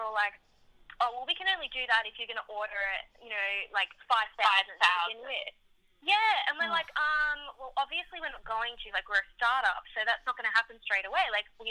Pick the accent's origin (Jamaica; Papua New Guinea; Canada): Papua New Guinea; also born or lived in Fiji / Solomon Islands; Sarah and I grew up in the Pacific. We didn't grow up in Australia. So we grew up in Papua New Guinea, Fiji, and the Solomon Islands. And there's not a lot of TV over there.